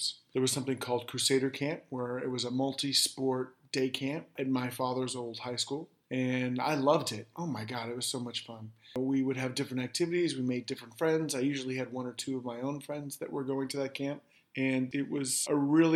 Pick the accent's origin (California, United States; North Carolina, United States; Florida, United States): California, United States; San Francisco; moved away; I grew up in San Francisco